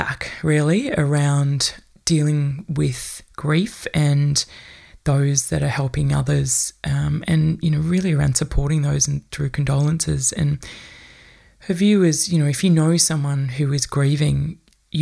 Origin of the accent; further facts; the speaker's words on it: Australia; many of us as white Australian people